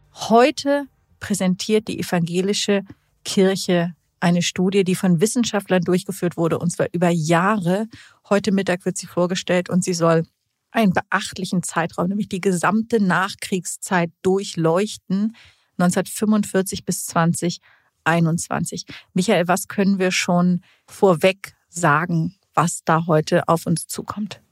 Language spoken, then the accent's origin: German; Hamburg, Germany; ich bin ja in Hamburg aufgewachsen